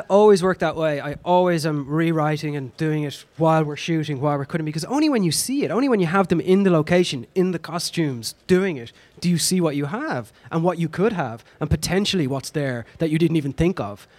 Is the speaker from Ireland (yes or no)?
yes; Ireland; accent: Irish; being Irish and speaking the way